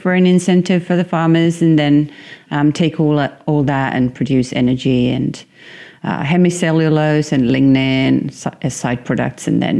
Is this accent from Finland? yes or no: yes; Tampere, Pirkanmaa, Finland; I'm from Tampere